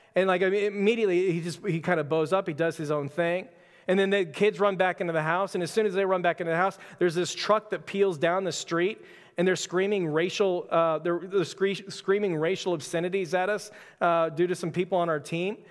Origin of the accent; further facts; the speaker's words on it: Texas, United States; also born or lived in Florida; I was born in Florida, quickly moved to Texas, uh, my first year